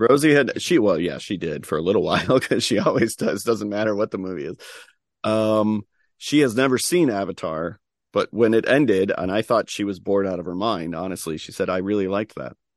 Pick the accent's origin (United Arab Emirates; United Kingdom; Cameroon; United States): United States; Chicago, Illinois; as a Chicagoan